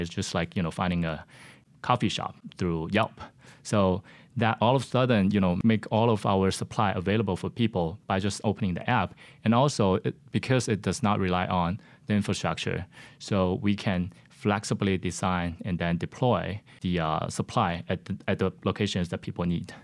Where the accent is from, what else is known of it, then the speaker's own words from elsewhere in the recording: Shenzhen, Guangdong, China; moved away as an adult; now in United States; I was born and raised in China in a city called Shenzhen.